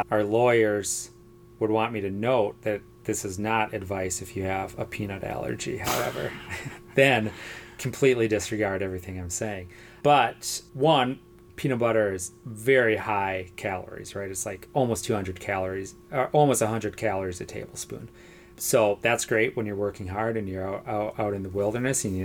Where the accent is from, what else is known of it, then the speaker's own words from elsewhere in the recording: United States; I'm an American, product of my culture